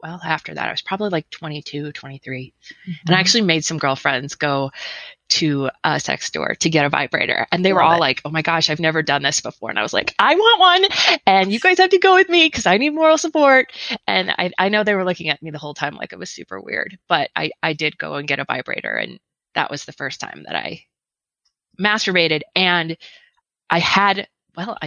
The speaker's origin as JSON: {"language": "English", "region": "northern Wisconsin", "country": "United States", "tie": "born or raised there", "moved": "as an adult", "lives_now": "Idaho, United States", "said": "I live in Idaho and I grew up in Wisconsin."}